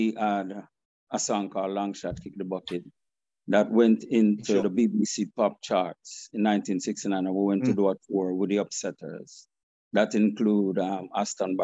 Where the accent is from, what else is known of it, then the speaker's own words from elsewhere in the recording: Kingston, Jamaica; I was born in a place called Denhamtown, Kingston 14